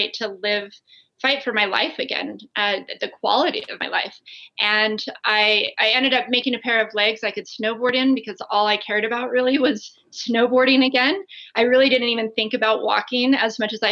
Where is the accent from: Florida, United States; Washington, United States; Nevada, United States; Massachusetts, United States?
Nevada, United States; Las Vegas; I grew up in Las Vegas